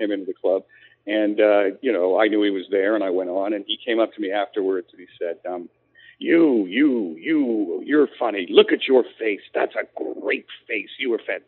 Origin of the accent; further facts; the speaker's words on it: Canada; moved away as an adult; now in United States; even though I've lived in the States for 15 years, I'm still Canadian